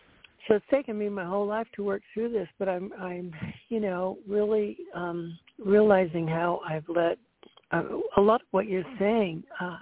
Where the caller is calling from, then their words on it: Central Florida, United States; I'm calling in from Central Florida.